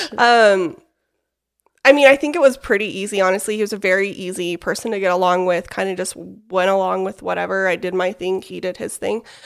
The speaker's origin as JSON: {"language": "English", "town": "West Jordan", "region": "Utah", "country": "United States", "tie": "born or raised there", "said": "I am from West Jordan, Utah, so not too far from here. Born and raised, graduated from West Jordan High School"}